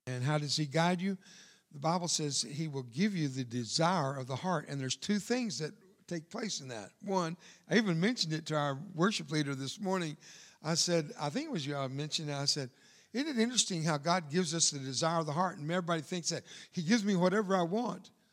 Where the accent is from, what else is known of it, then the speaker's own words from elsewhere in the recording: Fort Worth, Texas, United States; first language Spanish; English is a second language; moved away; I'm from Fort Worth, Texas, and I'm from there more than I am there